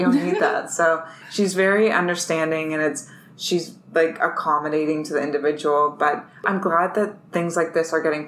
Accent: London, Ontario, Canada; now in Toronto, Canada; I'm originally from London, Ontario, which is 2 hours from here

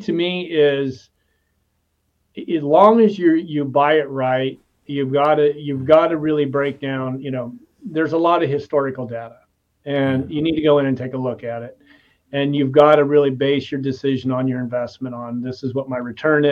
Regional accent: Nebraska, United States; I'm from Nebraska

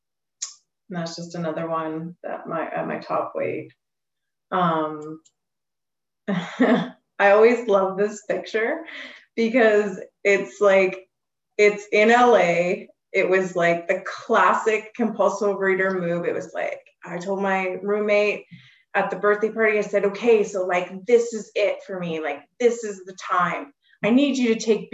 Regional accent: Alberta, Canada; I'm from Alberta, Canada

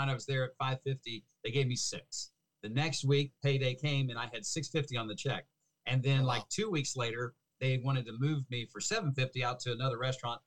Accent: Cincinnati, Ohio, United States; also born or lived in Fort Worth, Texas / Seattle, Washington; I grew up in Cincinnati, Ohio

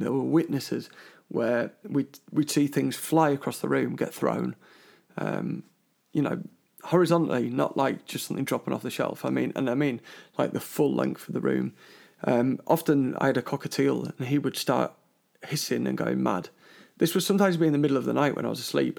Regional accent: London, United Kingdom; moved away; I'm from London originally, a big Chelsea supporter.

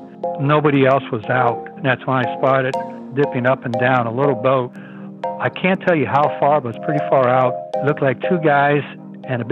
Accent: San Francisco, California, United States; I grew up in San Francisco.

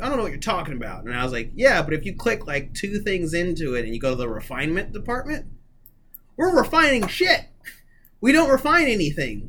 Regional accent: United States; as an American

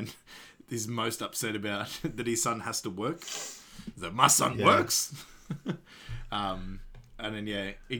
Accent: Australia; being an Australian

